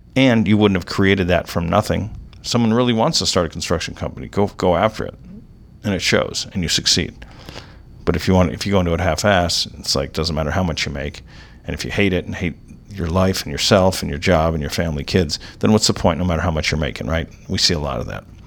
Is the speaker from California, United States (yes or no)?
yes; Orange County, California, United States; I grew up in Orange County